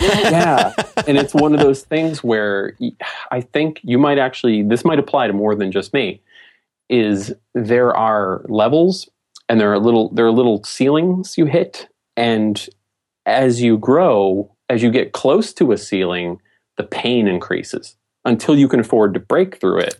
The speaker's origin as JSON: {"language": "English", "region": "New England", "country": "United States", "said": "I'm from New England"}